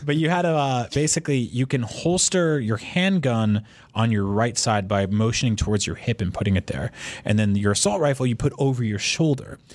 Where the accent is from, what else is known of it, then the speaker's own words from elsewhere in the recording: United States; I grew up in America